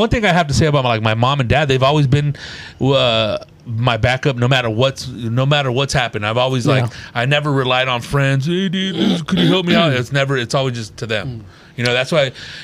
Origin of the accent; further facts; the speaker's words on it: Riverside, California, United States; I grew up in Riverside